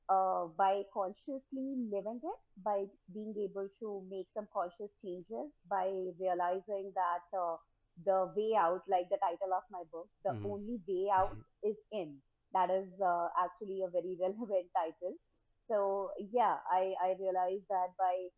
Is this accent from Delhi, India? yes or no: yes; New Delhi, Delhi, India; I was born and brought up in India, New Delhi, India.